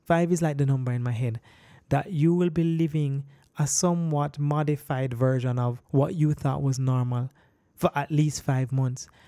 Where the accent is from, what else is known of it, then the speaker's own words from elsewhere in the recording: Jamaica; I'm a Jamaican